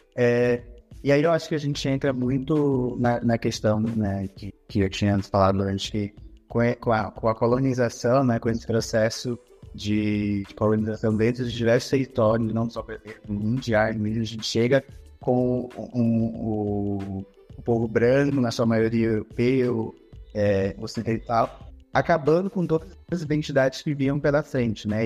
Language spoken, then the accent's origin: Portuguese; Santarém, Pará, Brazil; a minha região é uma região que está em, em, constante retomada e reafirmação da sua identidade, Santarém